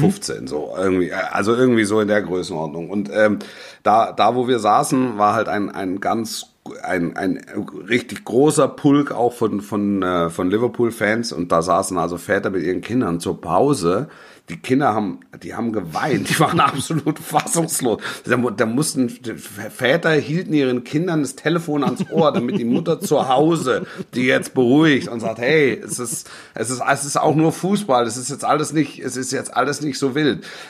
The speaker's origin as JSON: {"language": "German", "area": "Stuttgart area", "region": "Baden-Württemberg", "country": "Germany", "tie": "born or raised there", "said": "ich bin im Großraum, ich bin im Großraum Stuttgart groß geworden"}